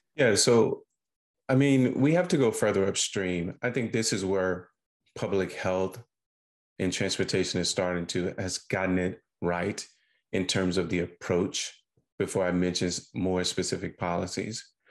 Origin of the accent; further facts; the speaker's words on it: Sugar Lock, Mississippi, United States; I was born and reared in Sugar Lock, Mississippi.